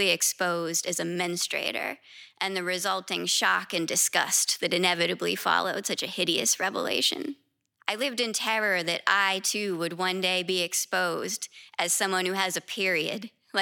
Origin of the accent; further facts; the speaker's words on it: West Virginia and Southern Ohio, United States; now in New York City, United States; I'm originally from West Virginia and Southern Ohio